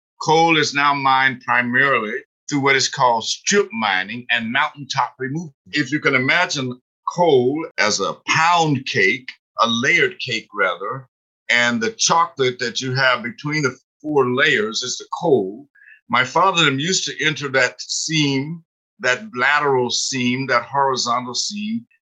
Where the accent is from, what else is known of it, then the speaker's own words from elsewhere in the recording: Harlan County, Kentucky, United States; And all that coal came out of where I grew up in Harlan County, Kentucky.